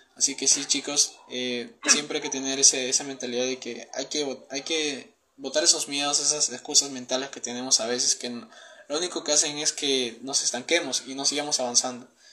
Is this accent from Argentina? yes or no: no; Peru; tengo 19 años, soy de Perú